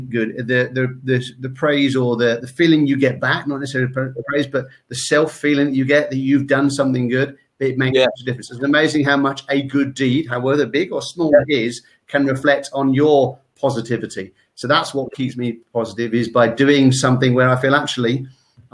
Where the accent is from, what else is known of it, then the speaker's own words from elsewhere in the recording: United Kingdom; We're British